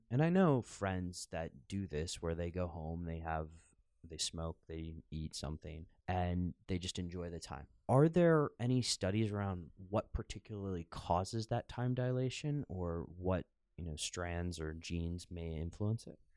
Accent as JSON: {"language": "English", "country": "United States", "tie": "born or raised there", "moved": "yes", "lives_now": "Amsterdam, Netherlands", "said": "growing up in the United States"}